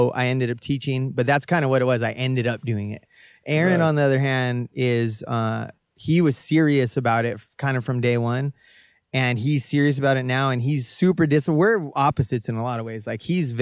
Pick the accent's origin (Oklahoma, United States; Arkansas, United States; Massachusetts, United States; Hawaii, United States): Hawaii, United States; Kona; also born or lived in Needles, California; I'm from Kona, in my mind